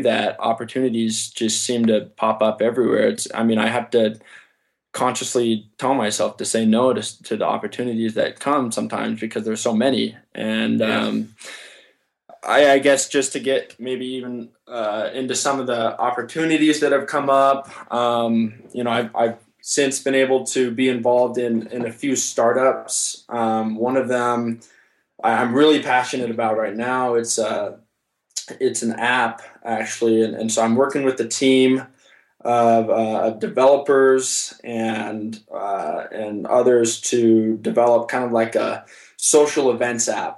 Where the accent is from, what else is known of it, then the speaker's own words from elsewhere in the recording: Summerlin, Nevada, United States; in my hometown, Summerlin